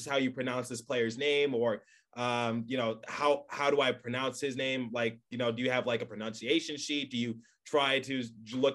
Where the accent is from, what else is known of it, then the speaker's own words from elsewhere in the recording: Detroit, Michigan, United States; I grew up in Detroit